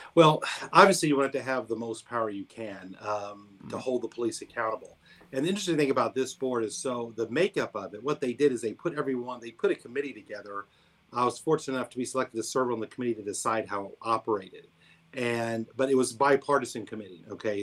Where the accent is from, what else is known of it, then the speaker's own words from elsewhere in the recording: Columbia, Missouri, United States; also born or lived in New Orleans; my hometown called me back and, and came back here to Columbia